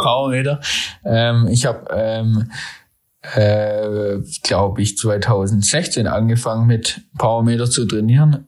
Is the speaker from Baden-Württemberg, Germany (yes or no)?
yes; Nürtingen, Baden-Württemberg, Germany; also born or lived in Freiburg; ich komme ja hier aus der Nähe von Stuttgart, aus Nürtingen